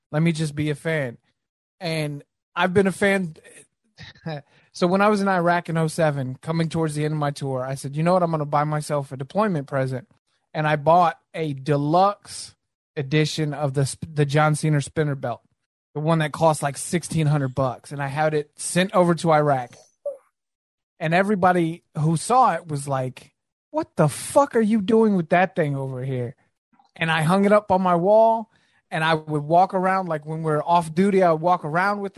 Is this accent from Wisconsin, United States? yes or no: no; Virginia, United States; I grew up in Virginia